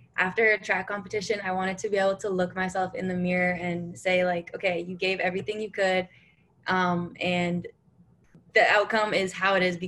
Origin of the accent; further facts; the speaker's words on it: Canada; moved away; also born or lived in India / Nebraska; it does start with being Canadian, where I grew up